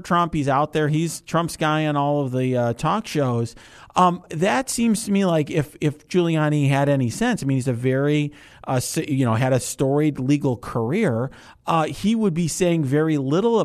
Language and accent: English; Chicago, Illinois, United States; I am from Chicago